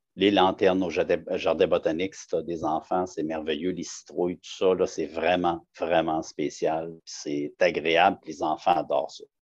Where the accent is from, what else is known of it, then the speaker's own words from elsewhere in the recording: Laval, Quebec, Canada; moved away as an adult; now in Outaouais, Canada; je viens de la région de Montréal. Plus précisément, je suis né à Laval